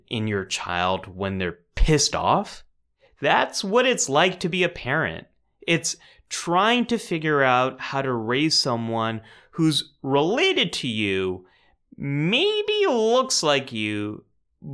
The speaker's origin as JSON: {"language": "English", "region": "California", "country": "United States", "said": "I'm from California"}